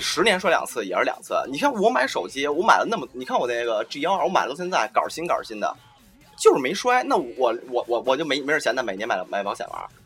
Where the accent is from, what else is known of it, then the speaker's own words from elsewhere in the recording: China; 作为一个中国人